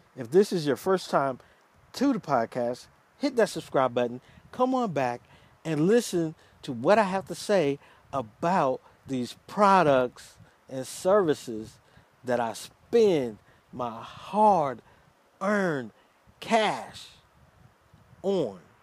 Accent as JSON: {"language": "English", "region": "Georgia", "country": "United States", "said": "it's from my home state"}